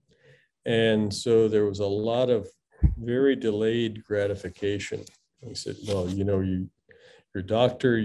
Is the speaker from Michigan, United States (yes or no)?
yes; Midland, Michigan, United States; also born or lived in Singapore; now in Galveston, United States; I grew up in Midland, Michigan, which is the home of Dow Chemical Company